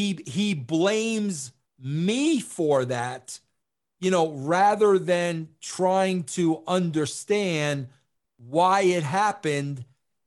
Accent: Long Island, New York, United States; accent: New York; I am a New Yorker from Long Island with a very heavy accent

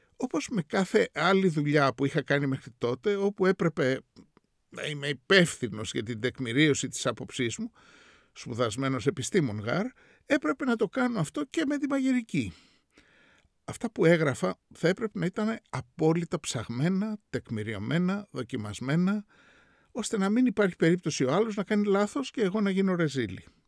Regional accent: Greece; moved away as an adult; also born or lived in New York; μεγαλώνοντας στην Ελλάδα

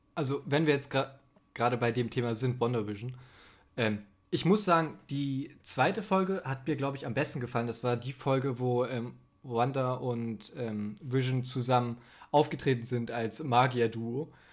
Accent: Germany; ich bin Deutscher, mein Englisch ist leider nicht so gut

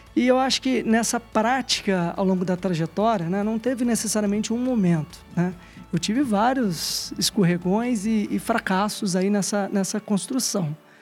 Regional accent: Minas Gerais, Brazil; also born or lived in Juiz de Fora; como típico mineiro de cidade pequena

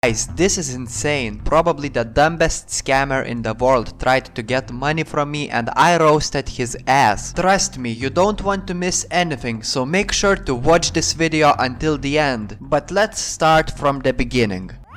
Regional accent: Lithuania; I'm Lithuanian.

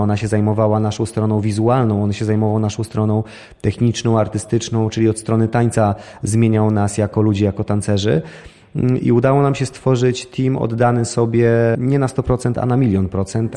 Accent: Białystok, Podlaskie Voivodeship, Poland; Swoją karierę rozpoczynałem w Białymstoku, ponieważ z Białego Stoku pochodzę.

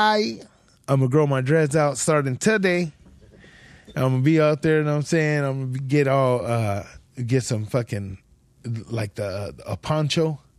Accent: Ridgecrest, California, United States; Ridgecrest, growing up in Ridgecrest, little ass town, that was the first time I ever heard of white power.

